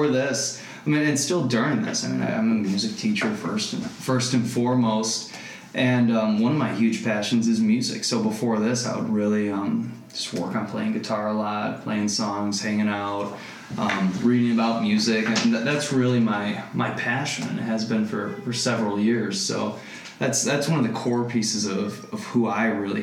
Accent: Rockford, Illinois, United States; moved away as an adult; now in Arizona, United States; I grew up in Rockford, Illinois, which is kind of like your classic like Rust Belt town

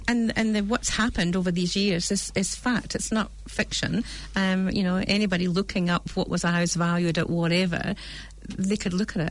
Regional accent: United Kingdom; accent: British; now in New Zealand; you can hear my accent from, from mm-hmm. Britain

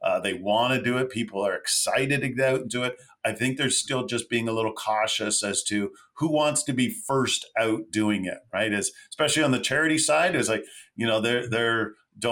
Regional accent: Mississauga, Ontario, Canada; also born or lived in Toronto (east side); Grew up in West Side Toronto, Mississauga, Port Credit

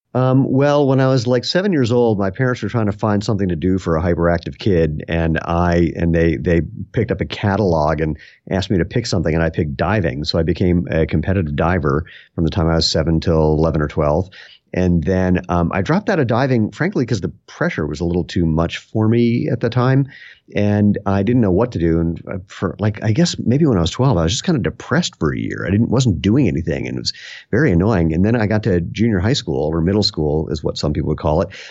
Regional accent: Bethesda, Maryland, United States; also born or lived in Washington, D.C.; now in Broomfield, Colorado, United States; I was born in Washington, D C, and grew up right outside of that in Bethesda, Maryland.

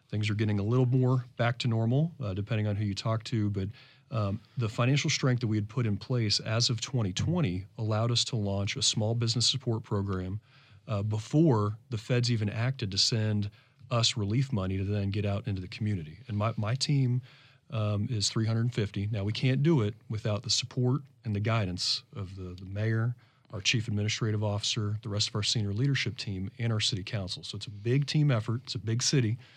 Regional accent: Florida, United States; I came here from South

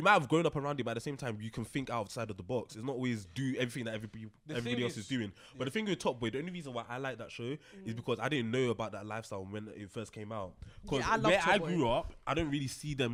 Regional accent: United Kingdom; I might be British

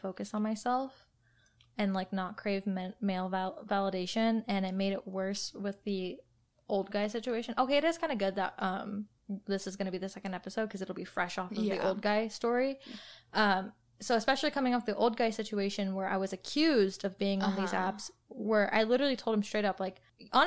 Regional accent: Riverside, California, United States; I'm from the border of Riverside and Corona, but I am from Riverside

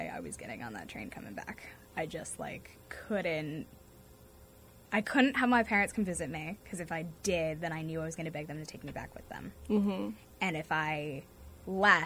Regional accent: North Andover, Massachusetts, United States; I am from North Andover, Massachusetts, so about half an hour north of Boston

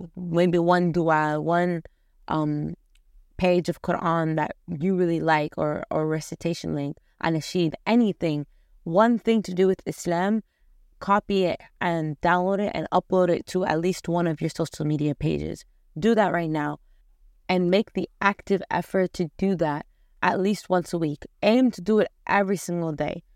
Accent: Afghanistan; I come from Afghanistan

